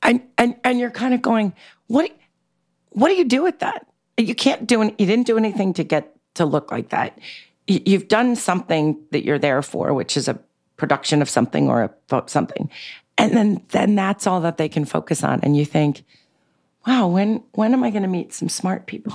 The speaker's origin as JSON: {"language": "English", "town": "New York City", "region": "New York", "country": "United States", "tie": "born or raised there", "said": "I grew up in New York City in a very eclectic, bohemian, um, y, uh, diverse way in Manhattan"}